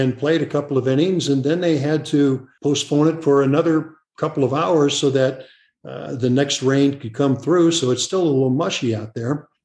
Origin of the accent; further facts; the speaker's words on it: St. Louis, Missouri, United States; when I was a kid growing up in St. Louis